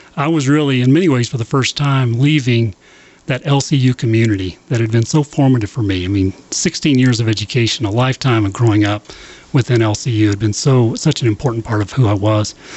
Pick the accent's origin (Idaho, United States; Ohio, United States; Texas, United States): Texas, United States; Lubbock; my uh, whole growing up in Lubbock, right across the street from the campus